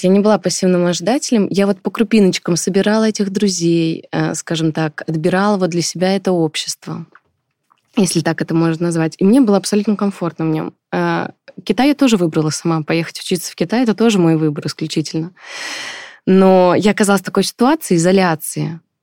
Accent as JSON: {"language": "Russian", "country": "Russia", "tie": "born or raised there", "also_born_or_lived": "China", "said": "я родилась в России, росла в России"}